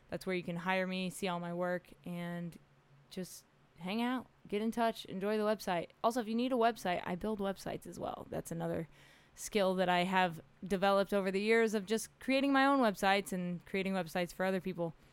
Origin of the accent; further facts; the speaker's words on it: Oklahoma, United States; also born or lived in Middle East / Australia; now in California, United States; I don't consider myself a Californian because I'm not from here. Uh, I'm from Oklahoma. I grew up in the Middle East. Uh, my is kind of crazy. Lived in Australia for a little bit and then came out to California to pursue the dream.